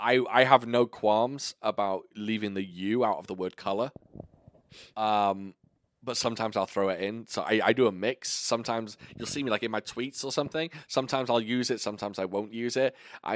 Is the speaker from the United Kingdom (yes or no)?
yes; United Kingdom; moved away; I pronounce it auntie. Because I'm fucking British.